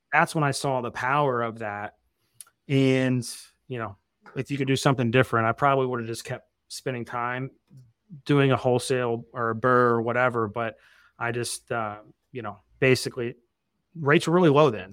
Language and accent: English; Evansville, Indiana, United States; moved away; also born or lived in Arizona; I lived in Arizona for, like, twelve years, but I'm from Southern Indiana originally.